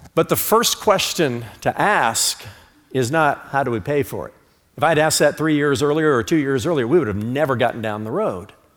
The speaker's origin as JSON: {"language": "English", "country": "United States", "said": "I'm an American, not an Americant"}